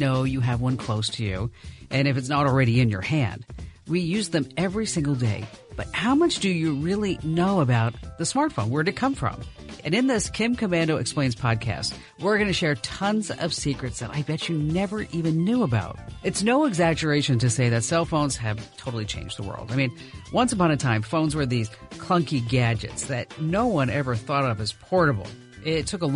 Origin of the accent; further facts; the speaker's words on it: New Jersey, United States; I was from New Jersey